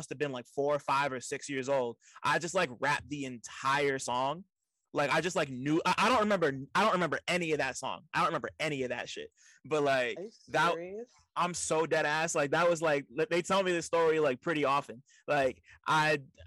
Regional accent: Montclair, New Jersey, United States; I grew up in the burbs, I grew up in Montclair, which is right outside of New York City

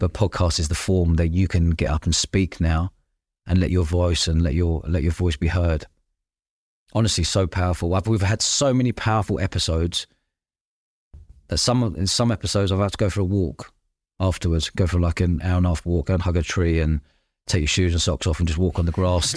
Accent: London, United Kingdom; I grew up in London living above pubs as a kid.

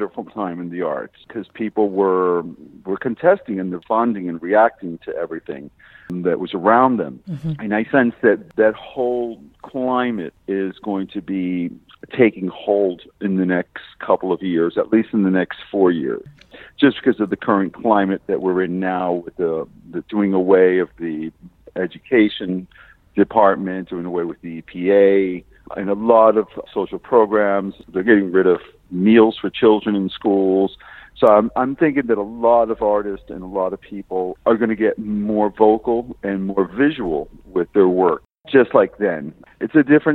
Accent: Miami, Florida, United States; also born or lived in Chicago; now in West Palm Beach, United States; I was born in Mercy Hospital

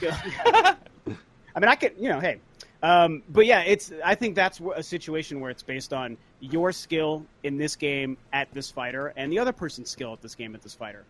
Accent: Denver, Colorado, United States; moved away; we're from Denver, so all of our friends are back in Denver

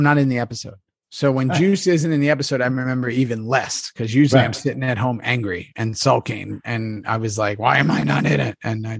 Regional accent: New York City, New York, United States; I was a kid from New York City

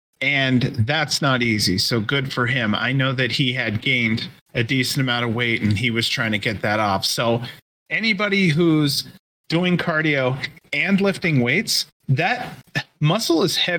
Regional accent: Michigan, United States; Nope. I'm from Michigan.

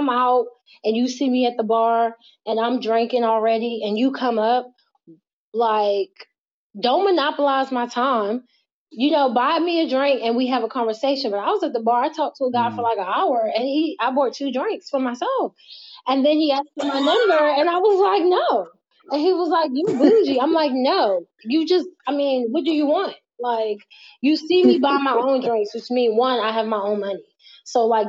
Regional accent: Virginia, United States; I'm from Virginia

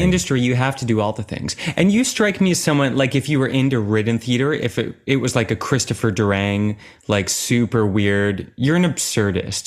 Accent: Oakville, Ontario, Canada; I'm from Oakville and I was, I think I was eight years old when I started

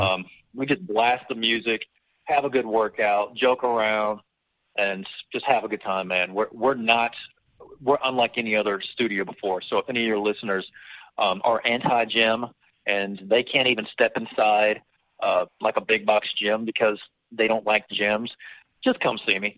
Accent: Travelers Rest, South Carolina, United States; also born or lived in New York / Mississippi / Florida; from the age of twelve on, I've been right here in the Upstate uh, Travelers Rest. Actually, I went to Travelers Rest High

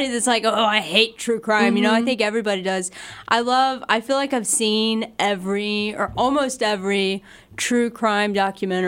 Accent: Thomasville, Georgia, United States; moved away as an adult; now in Fort Worth, United States; I'm originally from Thomasville, Georgia.

